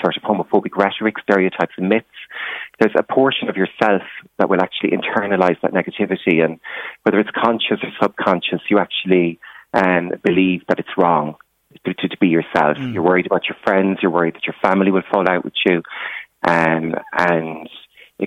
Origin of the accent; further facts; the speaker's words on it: Ireland; moved away as an adult; also born or lived in London / Brussels; now in Blessington, Ireland; I came from a very small rural background.